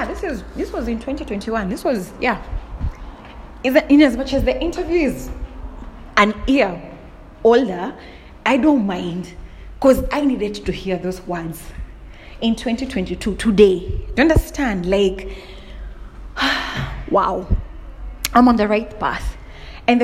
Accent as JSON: {"language": "English", "country": "Kenya", "said": "I'm from Kenya"}